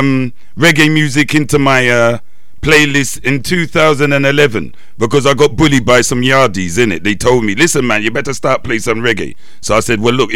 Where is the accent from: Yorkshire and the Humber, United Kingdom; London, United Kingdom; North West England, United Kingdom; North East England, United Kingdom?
London, United Kingdom; I'm born and raised in London, sir. I'm English, yeah. Born and raised.